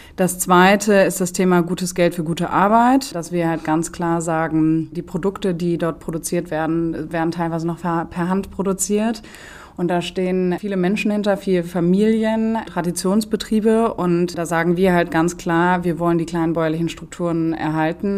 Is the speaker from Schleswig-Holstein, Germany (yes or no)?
yes; Schleswig-Holstein, Germany; also born or lived in Göttingen; gebürtige Schleswig-Holsteinerin, bin auf einem schönen Land aufgewachsen